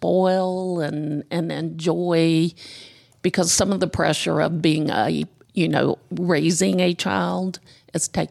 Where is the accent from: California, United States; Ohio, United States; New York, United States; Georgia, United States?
Georgia, United States; Decatur; also born or lived in Gwinnett County, Georgia; I'm actually a born and raised Georgia girl. I was born in Decatur. I lived there for probably 25 years and then moved here out into Gwinnett